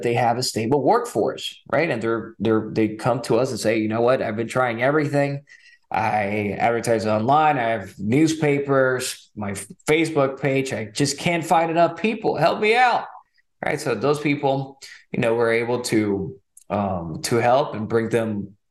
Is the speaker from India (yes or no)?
no; Nicaragua; also born or lived in California, United States / Texas, United States; now in Fort Worth, United States; I was born in California, but my parents decided to raise me in Nicaragua. So when I moved to Texas in 2006